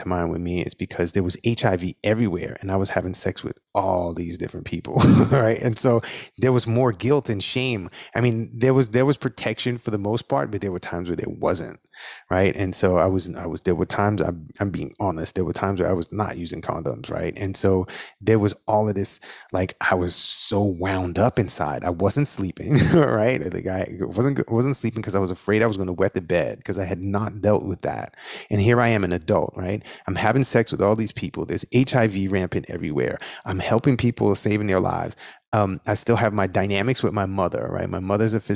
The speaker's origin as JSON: {"language": "English", "town": "New York City", "region": "New York", "country": "United States", "tie": "born or raised there", "said": "in the neighborhood that I grew up in, it's the most culturally diverse place in the world. Over 60 languages are spoken in that neighborhood. It's called Flatbush."}